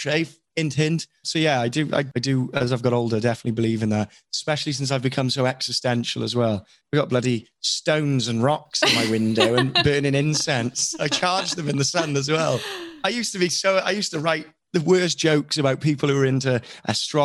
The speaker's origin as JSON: {"language": "English", "region": "Wales", "country": "United Kingdom", "said": "I'm Welsh."}